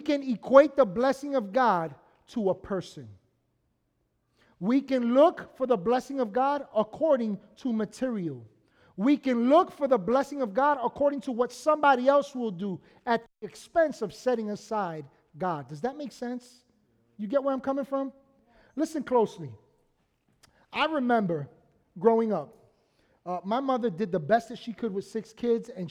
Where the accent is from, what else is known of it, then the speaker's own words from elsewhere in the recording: New York City, New York, United States; Because of where we were on 220th Street and Bronxwood Avenue in the Bronx.